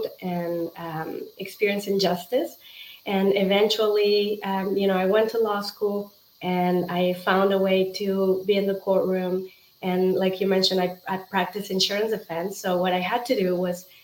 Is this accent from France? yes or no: no; Mexico; moved away as an adult; now in United States; I'm originally from Mexico